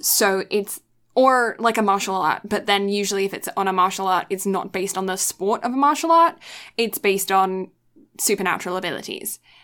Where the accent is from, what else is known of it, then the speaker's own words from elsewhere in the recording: United Kingdom; as a British person